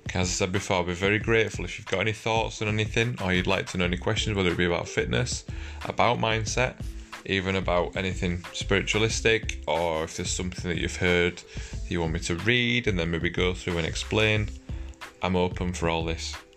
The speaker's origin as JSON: {"language": "English", "country": "United Kingdom", "said": "we're British"}